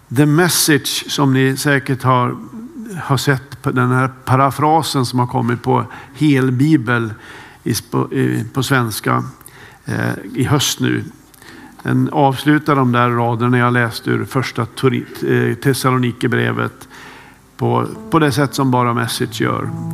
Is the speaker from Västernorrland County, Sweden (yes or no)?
yes; Kramfors, Västernorrland County, Sweden; moved away; Jag har en äldre bror som bor kvar hemma i Kramfors